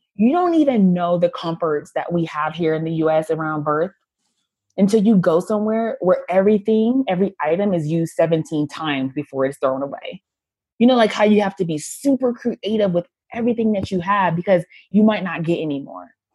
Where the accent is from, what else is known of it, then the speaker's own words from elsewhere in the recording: United States; also born or lived in Haiti; I'm an American woman with a lot of privilege